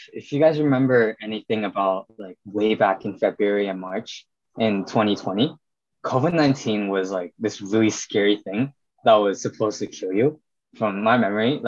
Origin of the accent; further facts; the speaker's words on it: Ulsan, South Korea; also born or lived in United States; now in Long Island, United States; I'm from a city in South Korea called Ulsan. I was born in the United States